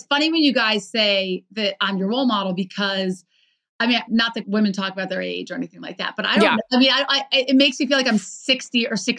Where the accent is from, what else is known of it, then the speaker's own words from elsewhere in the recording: Baltimore, Maryland, United States; I grew up in Baltimore.